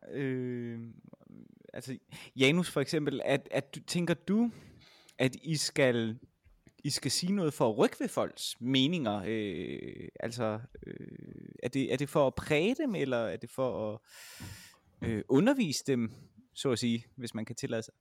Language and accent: Danish; Vejle, Southern Denmark, Denmark; jeg kommer fra Vejle, som jo er en relativt lille